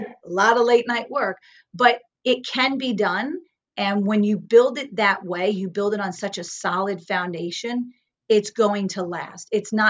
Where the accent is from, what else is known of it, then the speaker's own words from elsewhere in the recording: New York, United States; now in Woodstock, United States; because I was from New York. I was back here in Woodstock.